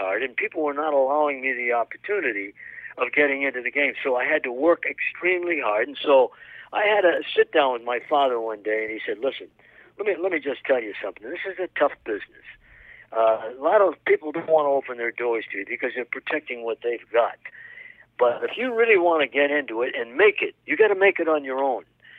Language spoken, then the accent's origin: English; East Coast, United States; accent: Eastern; now in Chicago area, United States; I grew up on the East Coast, and we moved to the Midwest, the Chicago area. And, you know, it was tough because I had a very heavy Eastern accent.